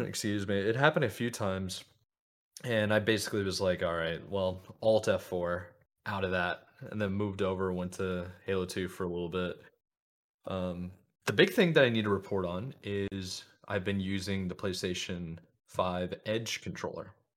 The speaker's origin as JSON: {"language": "English", "country": "United States", "said": "as an American"}